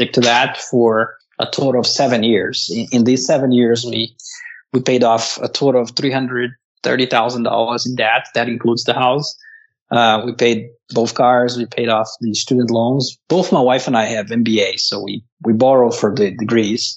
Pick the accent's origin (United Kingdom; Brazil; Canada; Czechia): Brazil; moved away as an adult; now in United States; I grew up in Brazil, came to the U.S. in 2003 on a work visa.